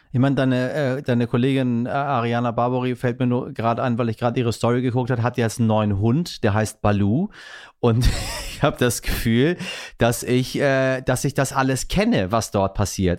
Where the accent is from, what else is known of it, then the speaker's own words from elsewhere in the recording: Iran; now in Hamburg, Germany; ich bin als Iraner